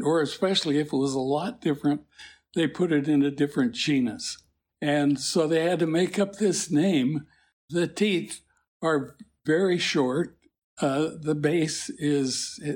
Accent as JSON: {"language": "English", "town": "Salt Lake City", "region": "Utah", "country": "United States", "tie": "born or raised there", "also_born_or_lived": "California / Michigan", "moved": "as an adult", "said": "I was born in California, grew up in Salt Lake City"}